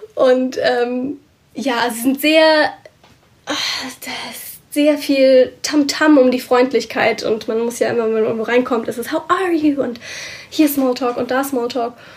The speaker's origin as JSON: {"language": "German", "country": "Germany", "moved": "as an adult", "lives_now": "Scotland, United Kingdom", "said": "mich als Deutsche"}